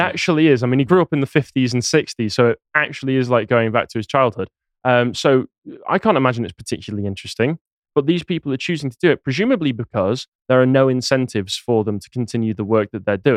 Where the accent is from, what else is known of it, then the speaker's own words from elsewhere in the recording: Crewe, North West England, United Kingdom; My hometown of Crewe